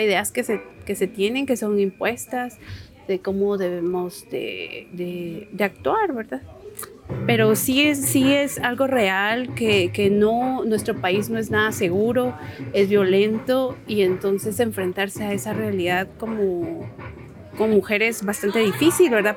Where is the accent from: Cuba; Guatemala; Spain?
Guatemala; Quetzaltenango; soy de Shell